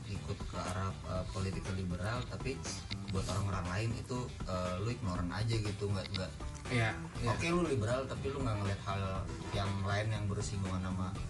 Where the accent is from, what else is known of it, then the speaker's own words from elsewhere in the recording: Jakarta, Indonesia; walaupun kita orang Indonesia walaupun kita orang Jakarta gitu